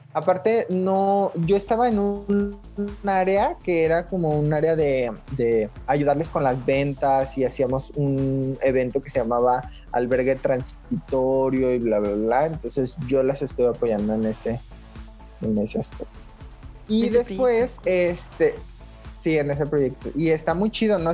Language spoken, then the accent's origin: Spanish; Zacualco de Torres, Jalisco, Mexico; moved away; yo vengo de un pueblo cerca de Guadalajara que se llama Zacualco de Torres. Es un pueblito chiquitito, este, pues como a una hora de Guadalajara y aproximadamente en, pues en, mi pueblo, en, el lugar donde vivía